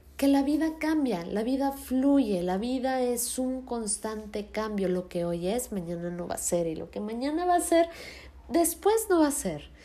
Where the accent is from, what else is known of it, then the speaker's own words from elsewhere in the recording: Mexico City, Mexico; moved away as an adult; yo soy de Ciudad de México y ahorita no estoy viviendo ahí. Estoy viviendo en otro estado